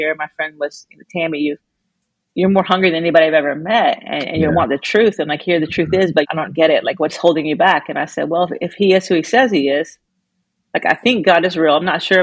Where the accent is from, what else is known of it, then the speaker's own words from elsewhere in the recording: Georgia, United States; I grew up in Georgia most of the time